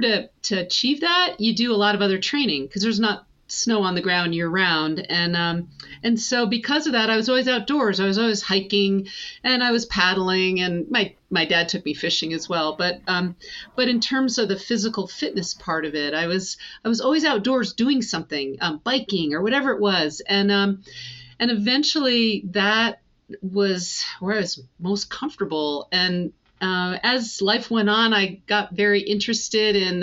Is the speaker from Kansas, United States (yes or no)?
no; the Adirondacks, upstate New York, United States; I grew up in the Adirondacks and uh, in upstate New York